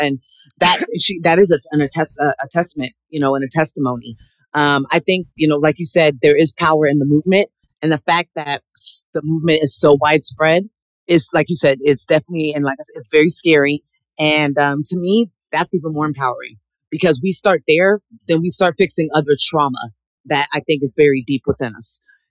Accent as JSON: {"language": "English", "country": "United States", "said": "You know, I am an American. I have every right."}